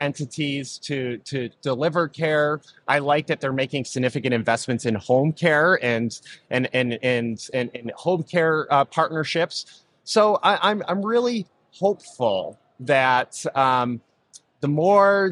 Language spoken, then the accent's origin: English; Rochester, New York, United States; I was born and raised in Rochester, New York